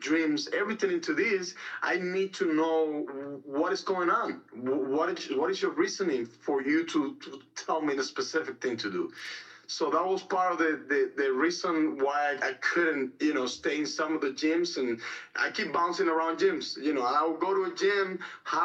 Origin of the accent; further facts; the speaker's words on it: Cuba; moved away; I was born and raised in Cuba